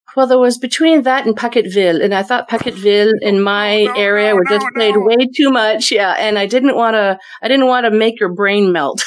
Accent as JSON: {"language": "English", "town": "Moncton", "region": "New Brunswick", "country": "Canada", "tie": "born or raised there", "also_born_or_lived": "Fredericton, New Brunswick", "said": "our hometown's the Moncton area"}